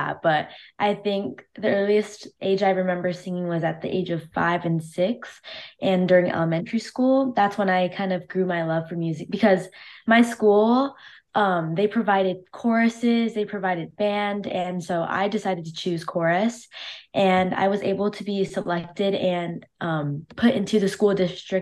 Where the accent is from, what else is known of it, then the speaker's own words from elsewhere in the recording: Cypress, California, United States; I'm 17 years old and I'm from Cypress, California.